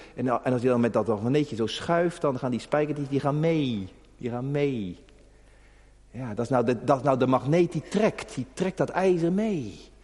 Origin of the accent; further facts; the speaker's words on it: Netherlands; als Hollander